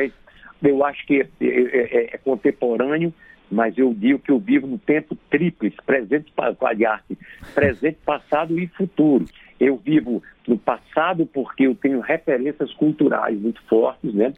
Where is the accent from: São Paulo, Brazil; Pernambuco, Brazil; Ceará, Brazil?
Pernambuco, Brazil; moved away; Morei em São na minha terra, entre o Agreste e Sertão de Pernambuco